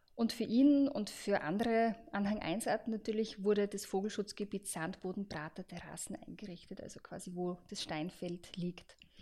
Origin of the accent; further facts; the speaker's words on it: Austria; bei uns in Österreich